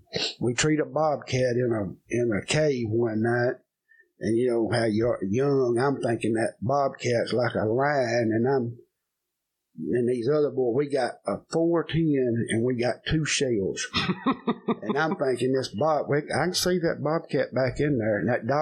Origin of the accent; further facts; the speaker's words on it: Virginia, United States; We're originally from Virginia.